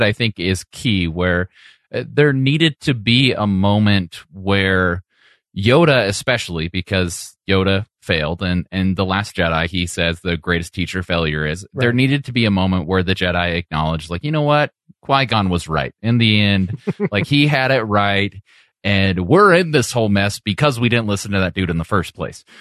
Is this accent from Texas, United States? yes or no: no; Modesto, California, United States; Yeah, we're all from here. And then we claim it.